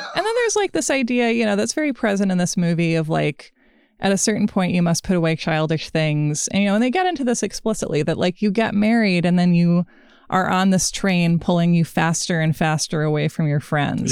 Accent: Portland, Oregon, United States; Portland, Oregon, my hometown

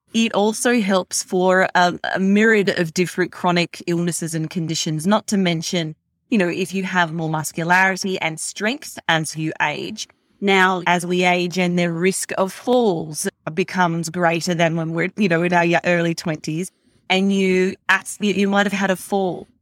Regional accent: Australia; also born or lived in America; now in United States; growing up in Australia

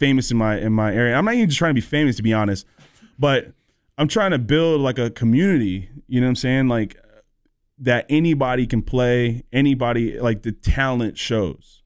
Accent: North Carolina, United States; also born or lived in Southern California; I moved here when I was eleven, so I'm from the South

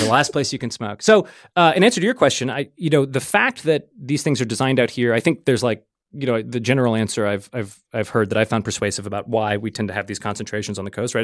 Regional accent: New Orleans, Louisiana, United States; moved away as an adult; also born or lived in New York; I'm from New Orleans originally

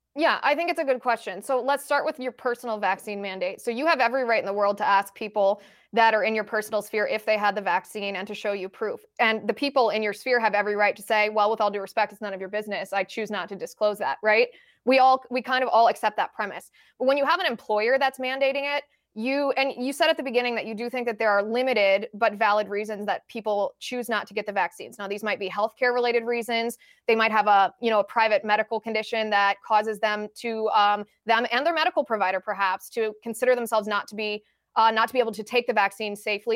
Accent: United States; as an American citizen

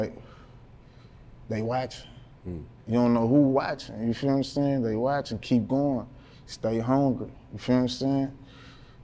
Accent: Baton Rouge, Louisiana, United States; North Baton Rouge. I'm from Banks, okay. College Banks.

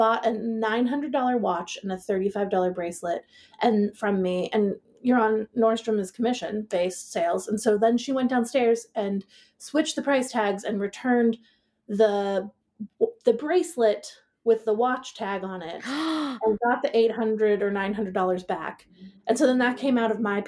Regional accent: Seattle, Washington, United States; moved away as an adult; also born or lived in Manhattan, New York / Portland; I was born in Manhattan, grew up in Seattle.

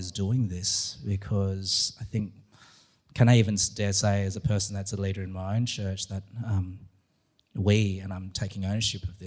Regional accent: Australia; being an Aussie in America

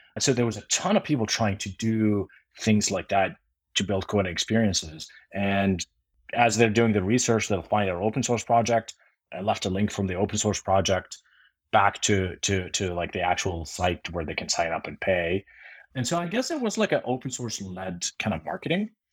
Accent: Jordan; moved away; I grew up in Jordan

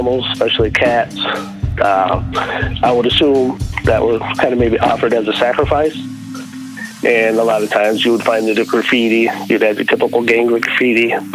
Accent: Tucson, Arizona, United States; moved away; originally from Arizona. I was born and raised in Tucson.

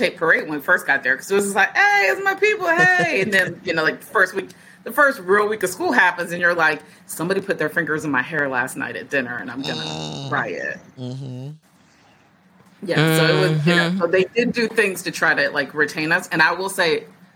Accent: Virginia, United States; born or raised there; moved away as an adult; also born or lived in Detroit, Michigan / Pennsylvania / Minnesota

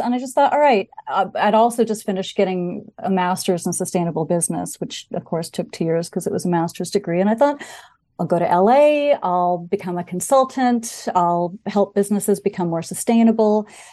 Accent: Bainbridge Island, Washington, United States; also born or lived in Seattle; my family moved there, um, in the mid-sixties when I was, um, very young

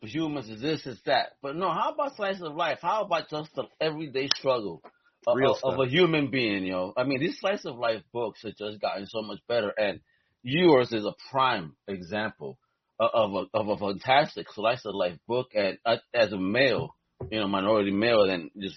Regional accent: New York City, New York, United States; As a New Yorker

